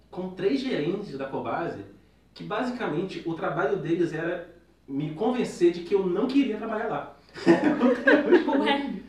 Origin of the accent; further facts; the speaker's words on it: Rio de Janeiro, Brazil; now in São Paulo, Brazil; eu sou do Rio de Janeiro